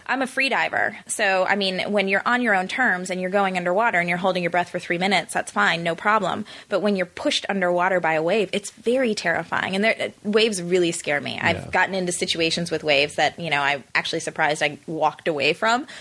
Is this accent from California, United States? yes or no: no; Chicago, Illinois, United States; also born or lived in South Africa; now in Los Angeles, United States; growing up in the Midwest